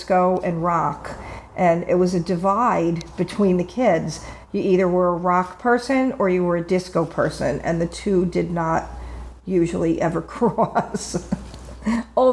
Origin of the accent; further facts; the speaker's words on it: Long Island, New York, United States; moved away; also born or lived in Florida; I grew up in New York on Long Island